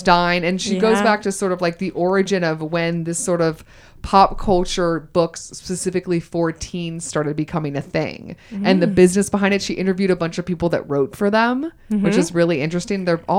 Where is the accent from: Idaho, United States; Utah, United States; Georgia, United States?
Georgia, United States; accent: Southern; I'm originally from Georgia.